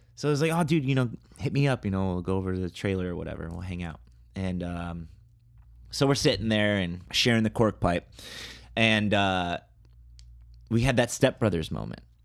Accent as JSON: {"language": "English", "town": "Toledo", "region": "Ohio", "country": "United States", "tie": "born or raised there", "moved": "yes", "said": "my hometown, Toledo, Ohio"}